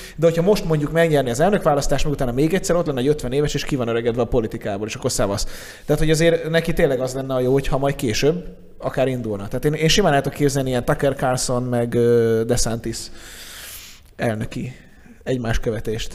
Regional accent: Budapest, Hungary; én Új-Budán nőttem fel

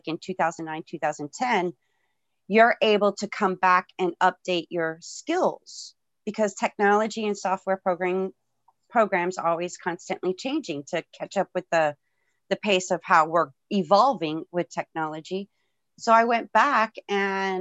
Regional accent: Florida, United States; I was born and raised in Florida

